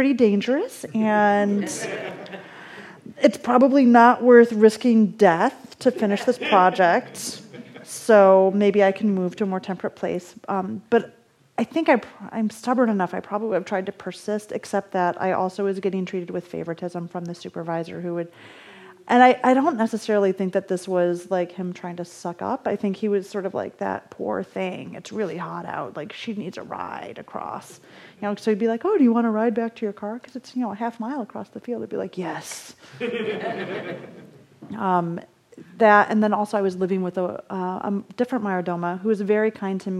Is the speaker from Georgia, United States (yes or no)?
no; Michigan, United States; now in Los Angeles, United States; I'm from Michigan